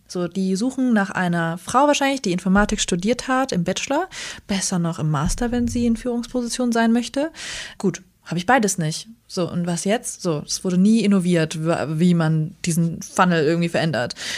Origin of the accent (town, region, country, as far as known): Germany; born or raised there; also born or lived in Northern Iraq